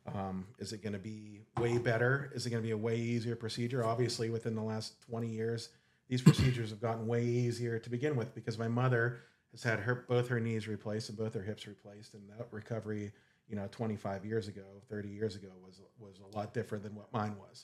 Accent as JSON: {"language": "English", "town": "Saegertown", "region": "Pennsylvania", "country": "United States", "tie": "born or raised there", "said": "I grew up in Sager Town, Pennsylvania"}